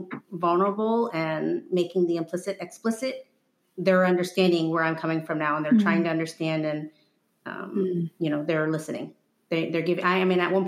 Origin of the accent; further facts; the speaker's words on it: Houston, Texas, United States; also born or lived in Quito, Ecuador / Trinidad and Tobago; I grew up in Houston